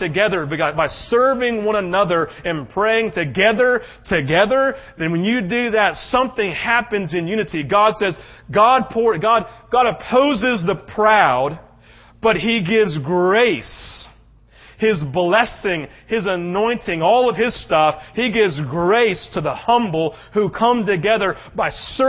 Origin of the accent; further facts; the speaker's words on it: United States; as an American who loves his country